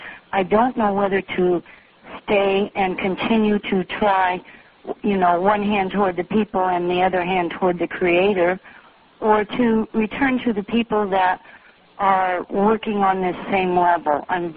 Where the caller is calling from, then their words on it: Alaska, United States; I'm calling from Prince William Sound.